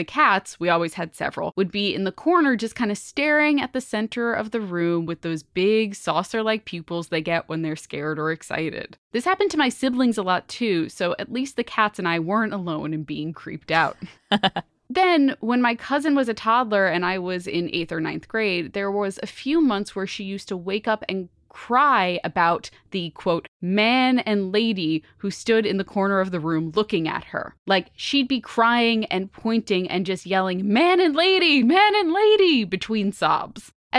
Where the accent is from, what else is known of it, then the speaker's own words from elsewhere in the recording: New Jersey, United States; I grew up in Central Jersey on the shore, of course, and my grandma is from New York City.